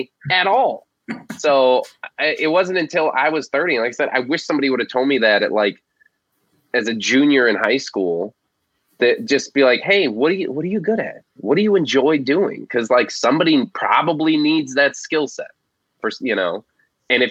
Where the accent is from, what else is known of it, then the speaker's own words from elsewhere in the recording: Florida Keys, United States; I grew up in the Florida Keys